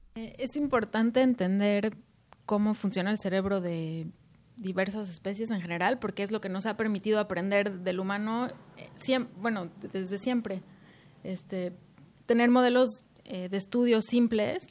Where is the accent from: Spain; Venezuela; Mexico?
Mexico; moved away; estoy muy orgullosa de ser mexicana